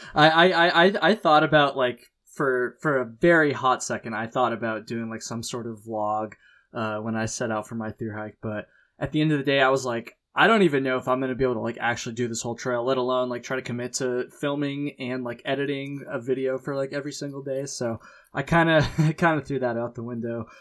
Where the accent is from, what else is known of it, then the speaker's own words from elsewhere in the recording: United States; I'm an American